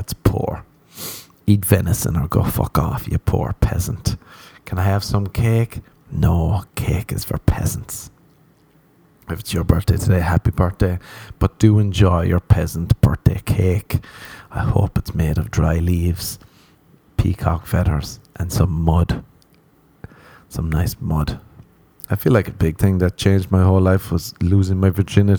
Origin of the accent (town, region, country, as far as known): Ireland; now in Los Angeles, United States